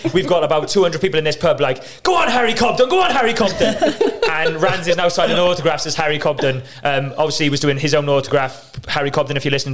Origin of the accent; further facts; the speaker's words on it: Cardiff, Wales, United Kingdom; I'm from Cardiff, went to Corpus Christi High School